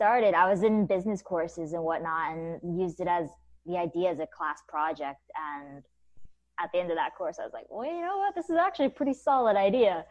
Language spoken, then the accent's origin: English; Kennesaw, Georgia, United States; moved away as an adult; also born or lived in New York City; I grew up in Kennesaw, Georgia